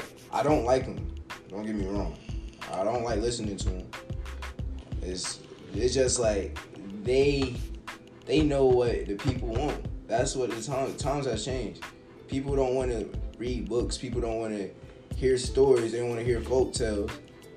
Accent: Raleigh, North Carolina, United States; I'm born and raised in the Cush 1-9. Raleigh, Cush, Carolina. You already know, man. Wake and Bake County. This is my turf, bro. Like, I'm proud to be from North Carolina.

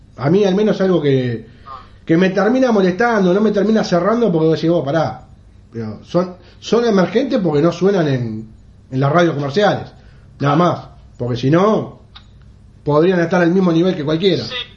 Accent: Uruguay; viviendo en el Uruguay, siendo uruguayo

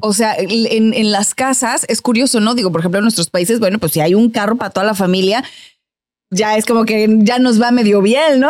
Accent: Mexico; moved away as an adult; now in United States; en mi país, en México

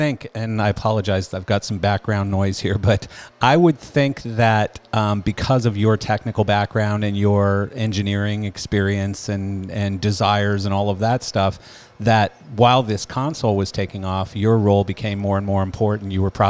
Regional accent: Canada; accent: Canadian; now in Florida, United States; Even though I'm Canadian.

